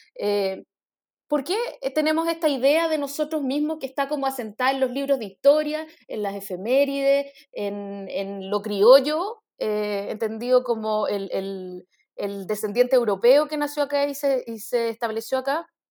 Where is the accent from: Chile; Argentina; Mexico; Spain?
Chile; nuestra identidad como chilenos